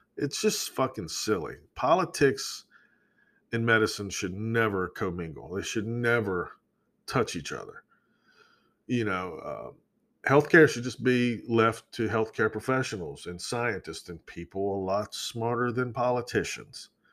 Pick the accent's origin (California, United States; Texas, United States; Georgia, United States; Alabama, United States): Georgia, United States; where I grew up in Georgia